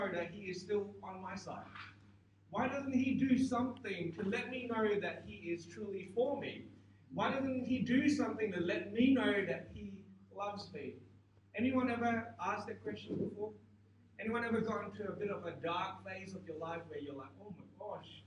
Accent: Singapore; growing up in Singapore

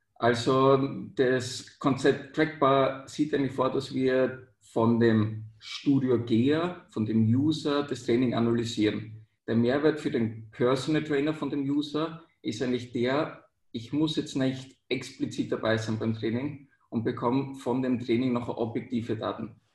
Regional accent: Austria; also born or lived in Vienna; bei uns in Österreich Matura

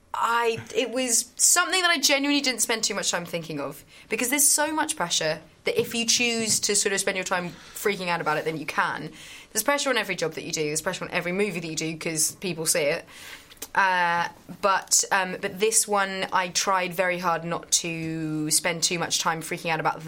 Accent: England, United Kingdom; as an English person

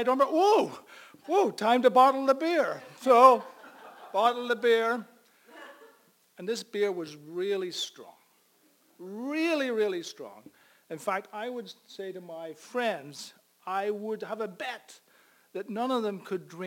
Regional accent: Cookstown, Northern Ireland, United Kingdom; moved away; I grew up in a little town called Cookstown in County Tyrone

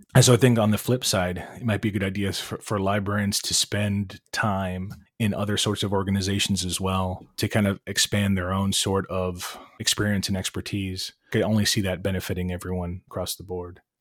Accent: Cleveland, Ohio, United States; raised in Cleveland, in the city. Bilingual household

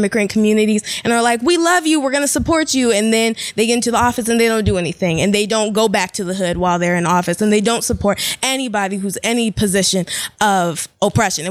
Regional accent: Seattle, Washington, United States; I'm from Seattle, Washington.

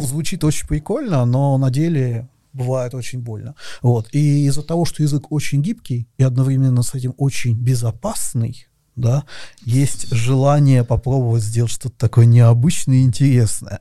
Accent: Russia; moved away as an adult; also born or lived in Moscow; я из России, я переехал в Москву

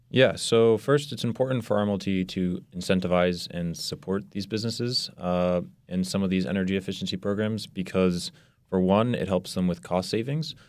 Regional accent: Burlington, Massachusetts, United States; also born or lived in Reading, Massachusetts; I'm originally from Burlington, Massachusetts, and I actually went to high school in Reading

